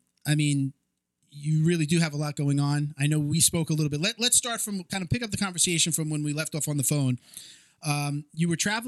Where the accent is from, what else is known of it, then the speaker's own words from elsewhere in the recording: Long Island, New York, United States; now in Florida, United States; I'm from New York originally. It wasn't like that on Long Island.